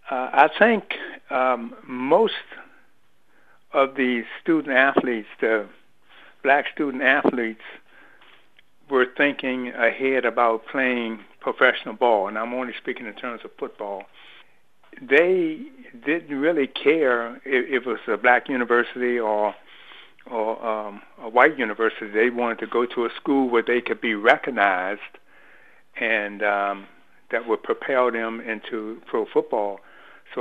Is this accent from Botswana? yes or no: no; Washington, District of Columbia, United States; growing up in Washington, D.C. during that time of the 60s